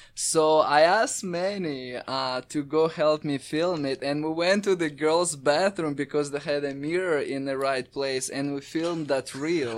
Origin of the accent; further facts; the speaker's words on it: Crimea, Ukraine; also born or lived in Raleigh, North Carolina; now in United States; I'm originally from Ukraine, Crimea, which is used to be part of Ukraine, now it's part of Russia. I, I moved to U S A about eight years ago.